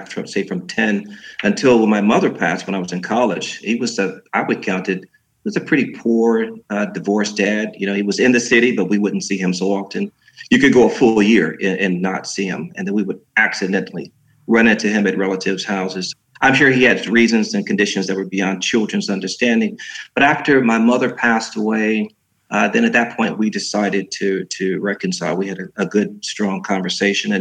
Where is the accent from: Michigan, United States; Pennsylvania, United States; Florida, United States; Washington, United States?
Michigan, United States; Detroit; moved away as an adult; also born or lived in New York City / Chicago / San Diego / Norway; I am born and raised in Detroit, Michigan.